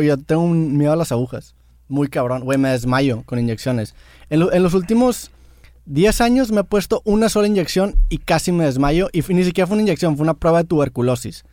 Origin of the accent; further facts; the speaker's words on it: San Pedro Garza García, Nuevo León, Mexico; nací en San Pedro y quiera o no, voy a estar identificado a San Pedro